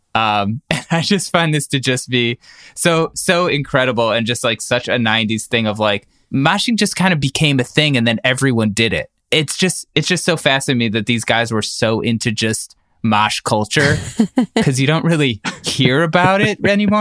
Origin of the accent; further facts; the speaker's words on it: Cleveland, Ohio, United States; When I was growing up in Cleveland